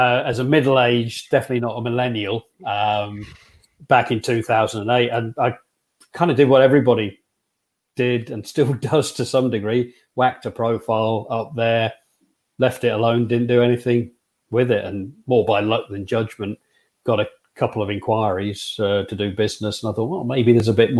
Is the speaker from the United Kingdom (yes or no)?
yes; Huntingdon, East of England, United Kingdom; moved away as an adult; also born or lived in Lake District / Harrogate area; now in Harrogate, United Kingdom; brought up in East Anglia, really, Huntingdon, Cambridge, that kind of area